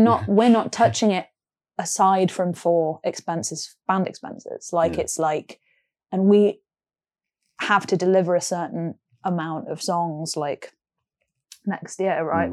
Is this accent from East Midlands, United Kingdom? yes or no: yes; Nottingham, East Midlands, United Kingdom; now in London, United Kingdom; I grew up in Nottingham